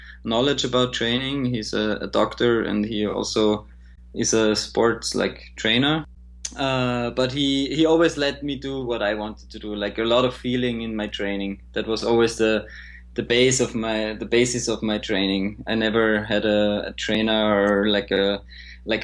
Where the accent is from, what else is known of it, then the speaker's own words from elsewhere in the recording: Graz, Styria, Austria; my hometown Graz